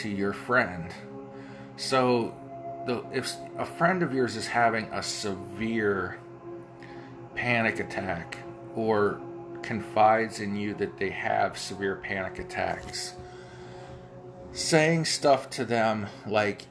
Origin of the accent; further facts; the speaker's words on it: Ohio Valley, United States; accent: Ohio Valley; my Ohio Valley accent